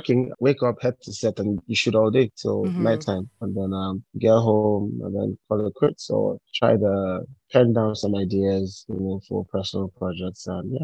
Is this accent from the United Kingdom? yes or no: no; Ibadan, Oyo, Nigeria; moved away as an adult; also born or lived in Cross River State; now in Lagos, Nigeria; my dad was a professor at the University of Ibadan. So I was born there. Yes. And raised there.